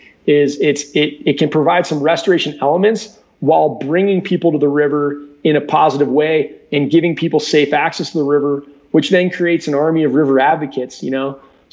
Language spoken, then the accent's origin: English; Cleveland, Ohio, United States; moved away as an adult; now in Salida, United States; I have a lot of family from Colorado. I was raised in Cleveland, Ohio.